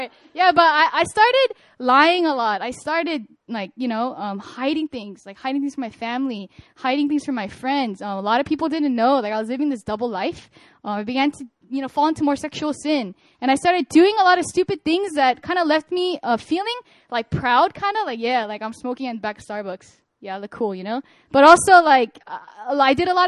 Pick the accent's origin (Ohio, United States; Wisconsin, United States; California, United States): California, United States; moved away as an adult; now in Korea; I'm a Korean-American. I'm born and raised in California.